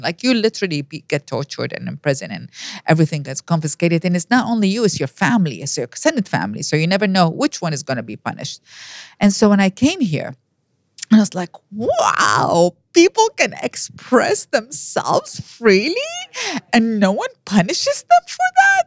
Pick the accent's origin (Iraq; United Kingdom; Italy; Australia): Iraq; first language Arabic; English is a second language; moved away as an adult; now in United States; I was born and raised in Iraq.